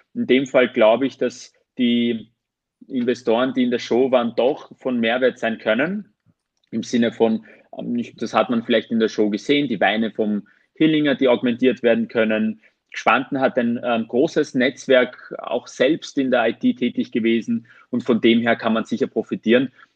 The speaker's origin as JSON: {"language": "German", "country": "Armenia", "moved": "yes", "said": "ich bin ursprünglich Armenier"}